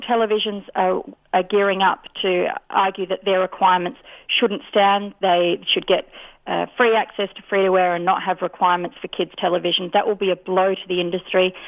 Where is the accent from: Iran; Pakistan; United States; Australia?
Australia; as Australian